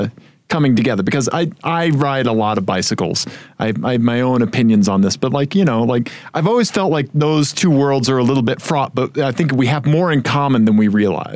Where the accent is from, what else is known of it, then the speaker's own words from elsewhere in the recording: Missouri, United States; now in Colorado, United States; I grew up in Missouri